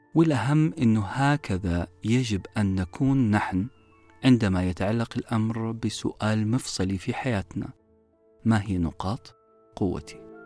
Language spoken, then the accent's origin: Arabic; Saudi Arabia; نطلقه بالعامية في المملكة العربية السعودية